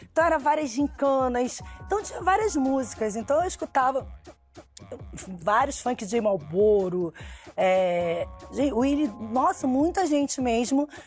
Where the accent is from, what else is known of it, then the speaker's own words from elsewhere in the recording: Rio de Janeiro, Brazil; Porque naquela época, assim, infância, criança, eu fui criada no Irajá.